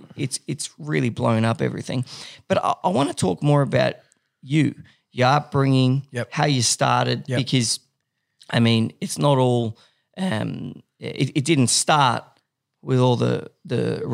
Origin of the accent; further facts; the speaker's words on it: Paris, Île-de-France, France; I grew up in Paris.